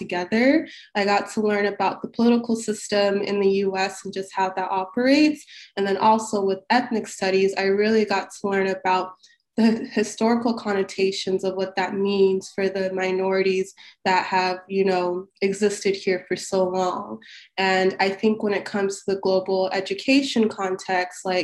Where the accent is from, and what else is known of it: Salt Lake City, Utah, United States; born or raised there; English is a second language; moved away as an adult; also born or lived in Cairo, Egypt / South Sudan; now in Washington DC, United States